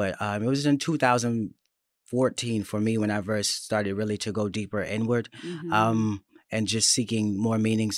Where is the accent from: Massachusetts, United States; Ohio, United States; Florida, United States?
Florida, United States; born there; Yeah, I was born in Florida.